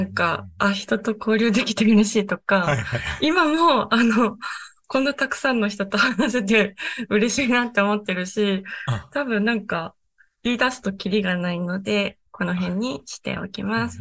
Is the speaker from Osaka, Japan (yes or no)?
no; Shimane, Japan; 出身は島根県です。